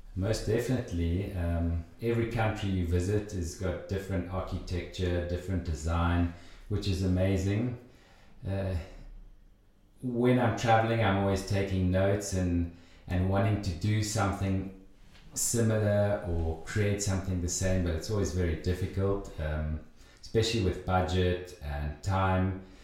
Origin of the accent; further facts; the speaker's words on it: South Africa; moved away as an adult; now in Switzerland; I grew up in South Africa, uh, did my sort of preschool, low school, high school